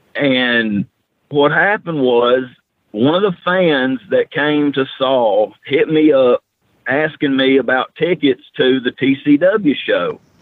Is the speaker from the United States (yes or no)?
yes; Huntsville, Alabama, United States; I was born in Huntsville, Alabama, and I went to Bob Jones High School